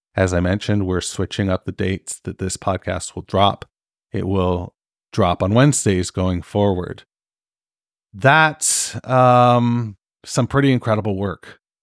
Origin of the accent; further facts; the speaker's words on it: Canada; I'm fucking Canadian